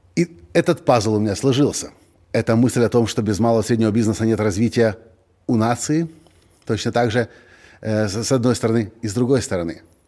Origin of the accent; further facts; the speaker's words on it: Ukraine; мы из Украины